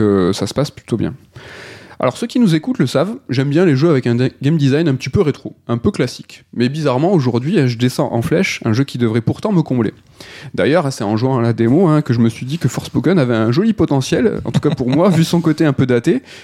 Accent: France; On a en tant que français

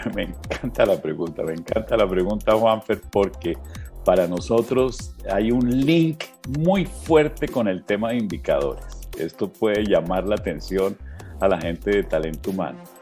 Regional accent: Colombia

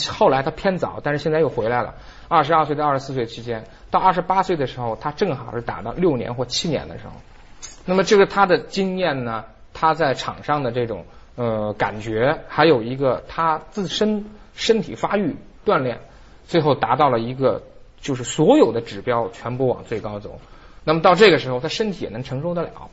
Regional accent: Beijing, China; 咱们北京话

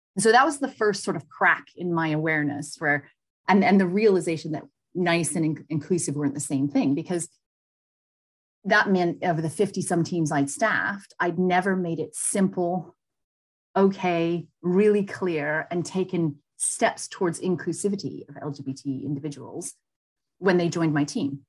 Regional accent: United States; moved away as an adult; now in United Kingdom; being American, working abroad

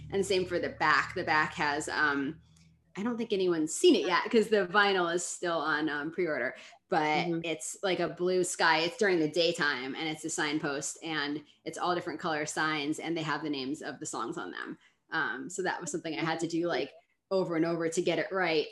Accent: New York City, New York, United States; I grew up here in Brooklyn

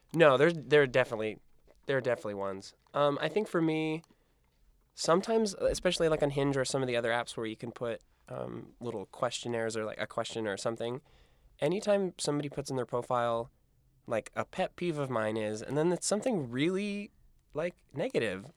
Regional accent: Iowa, United States; moved away as an adult; also born or lived in San Diego; now in New York, United States; I grew up in Iowa

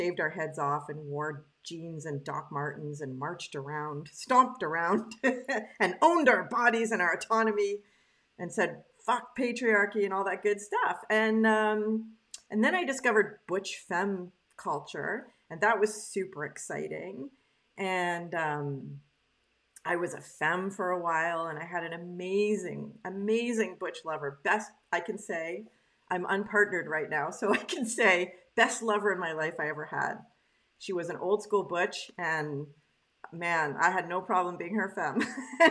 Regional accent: Canada; now in Quebec, Canada; I was raised in English Canada by a French Canadian family, and now I'm in Quebec

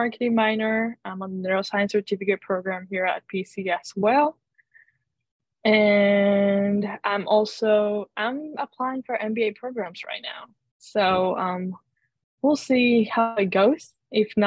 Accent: Puerto Rico; moved away as an adult; now in Providence, United States; I am from Puerto Rico

